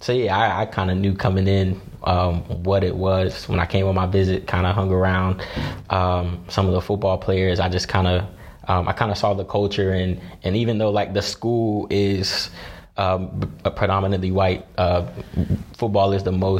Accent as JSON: {"language": "English", "area": "Greensboro, Kernersville", "region": "North Carolina", "country": "United States", "tie": "born or raised there", "said": "in fourth grade, I moved from Greensboro, North Carolina, to a city called Kernersville"}